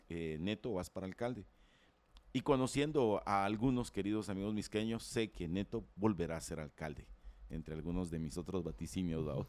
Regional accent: Guatemala; yo como ciudadano guatemalteco

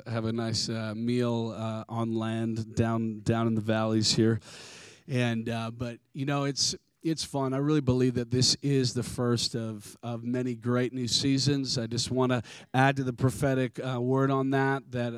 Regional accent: United States; I'm American

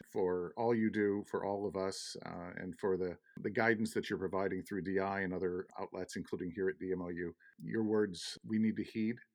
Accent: Madison, United States; It was my hometown DMO. I had no interest in leaving

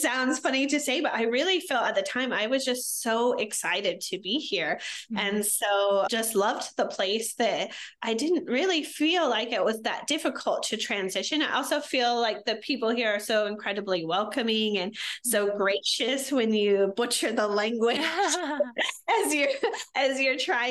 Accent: small town Indiana, United States; moved away as an adult; I actually grew up in small town Indiana, very different from my life today.

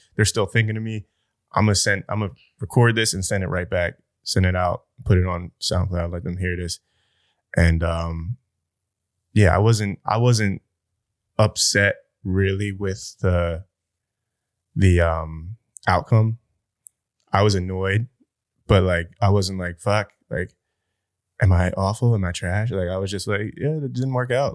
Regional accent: New Jersey, United States; I'm South Jersey

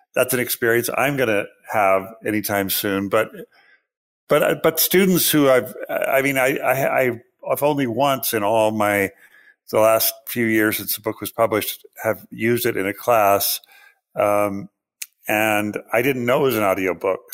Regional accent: Pacific Northwest, Washington, United States; I grew up in the Pacific Northwest. I, uh, lived under the shadow of Mount Rainier and in proximity to Lake Washington

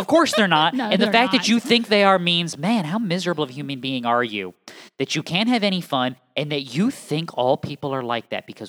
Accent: New England, United States; as someone from New England who has lots and lots of family in and around the tri-state area

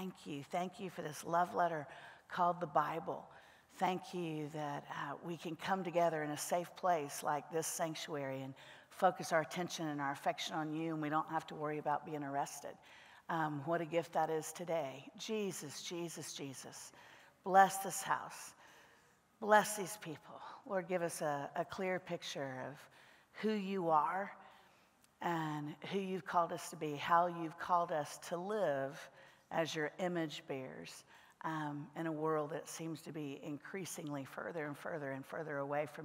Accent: Central Florida, United States; now in Nashville, United States; I grew up in Central Florida.

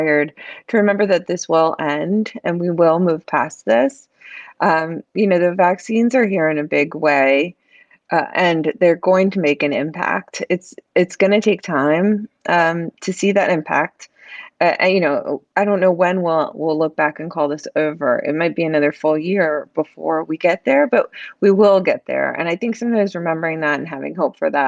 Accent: the South, United States; moved away; I grew up in the South

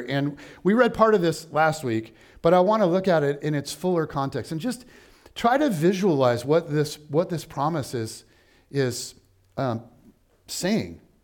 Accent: United States; as an American

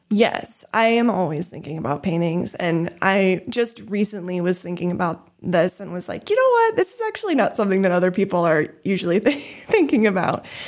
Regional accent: New England, United States; also born or lived in California; when my brother and I were fairly young, my parents had this dream of moving to New England, and so that's kinda how we ended up here

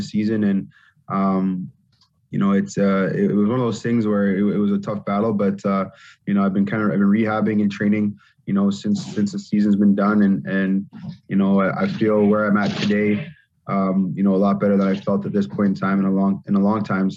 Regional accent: Canada; being a Canadian running back coming from junior.

